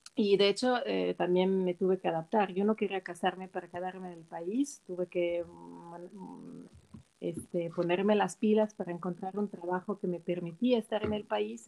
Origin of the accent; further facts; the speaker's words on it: Switzerland; Spanish is a second language; moved away as an adult; also born or lived in Milan, Italy / Mexico City, Mexico; nací en Suiza, crecí en Suiza